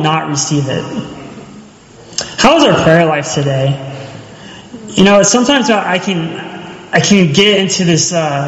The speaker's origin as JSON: {"language": "English", "town": "Charleston", "region": "South Carolina", "country": "United States", "moved": "yes", "said": "I'm from Charleston"}